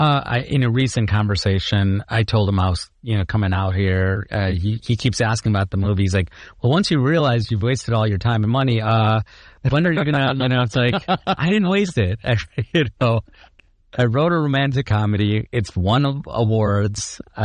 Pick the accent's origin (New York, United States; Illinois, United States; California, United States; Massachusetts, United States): Illinois, United States; Chicago; and then I'm from Chicago.